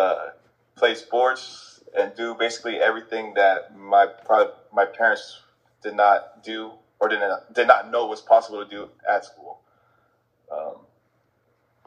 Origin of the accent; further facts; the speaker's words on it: San Bruno, California, United States; also born or lived in San Francisco / San Mateo; I grew up in the city of San Bruno